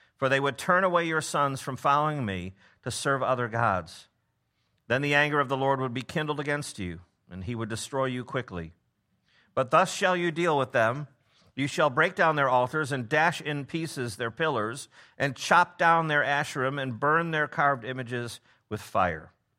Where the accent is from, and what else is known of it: Memphis, Tennessee, United States